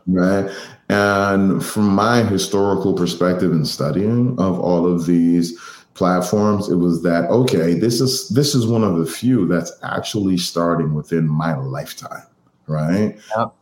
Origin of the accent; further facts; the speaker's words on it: Boston, Massachusetts, United States; I'm from Boston. I'm from Mattapan